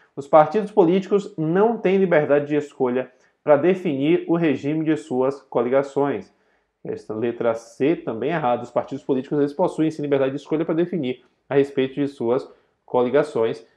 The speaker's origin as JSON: {"language": "Portuguese", "country": "Brazil", "tie": "born or raised there", "said": "sou brasileiro nato, mas eu não pedi para ser brasileiro nato. Quando eu nasci, eu já nasci brasileiro nato"}